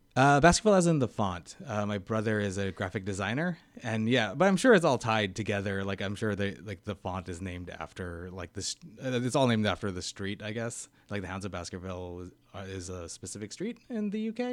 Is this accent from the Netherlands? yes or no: no; Vancouver, British Columbia, Canada; I'm from Vancouver, yeah. I'm, like, one of the only four Vancouver comedians who are actually from Vancouver.